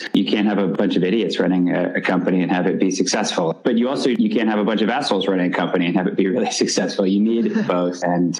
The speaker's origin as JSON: {"language": "English", "town": "Dallas", "region": "Texas", "country": "United States", "tie": "born or raised there", "moved": "yes", "said": "I grew up in Dallas, Texas"}